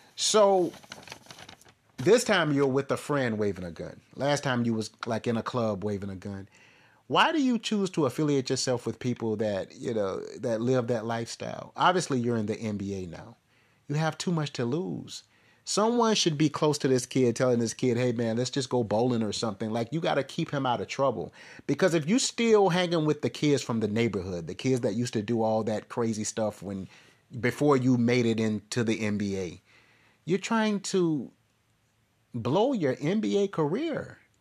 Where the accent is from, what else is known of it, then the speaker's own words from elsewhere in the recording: Florence, South Carolina, United States; moved away; I'm originally from Florence.